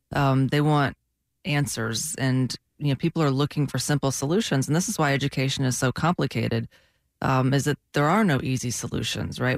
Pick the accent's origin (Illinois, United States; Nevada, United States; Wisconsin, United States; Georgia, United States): Georgia, United States; now in Florida, United States; I'm from Georgia